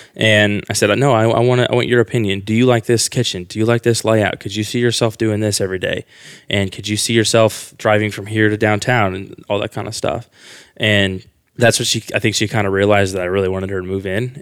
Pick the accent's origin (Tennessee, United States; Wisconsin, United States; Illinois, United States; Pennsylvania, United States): Illinois, United States; Quincy; moved away as an adult; now in Austin, United States; I'm from Quincy, Illinois. It's a very small town in Illinois, the west side of Illinois, almost by Missouri